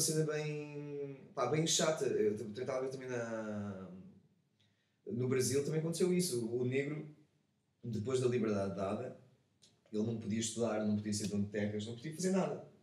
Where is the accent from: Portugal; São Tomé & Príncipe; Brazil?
Portugal; enquanto português